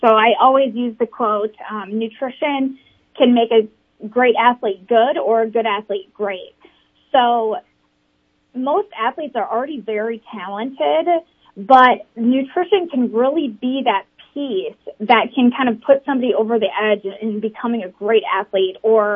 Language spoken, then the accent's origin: English; Bloomington, Minnesota, United States; moved away as an adult; now in Sioux Falls, United States; I really grew up in Bloomington, Minnesota